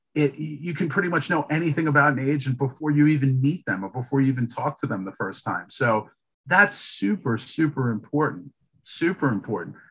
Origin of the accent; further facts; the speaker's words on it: New York City, New York, United States; now in Boston, United States; I'm from Brooklyn